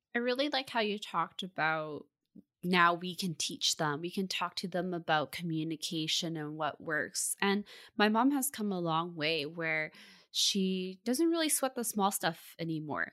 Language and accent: English; Burnaby, British Columbia, Canada; born and raised in Burnaby